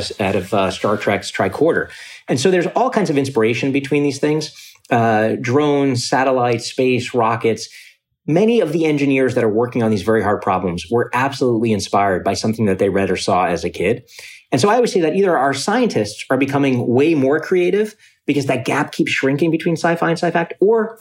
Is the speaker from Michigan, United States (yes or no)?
no; New York City, New York, United States; also born or lived in Ithaca, New York; I grew up in Coney Island, Brooklyn